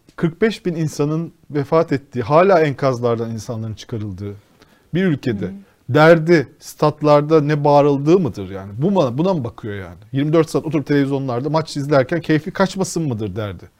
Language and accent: Turkish; Rize Province, Turkey; Mesela ben Rizeliyim.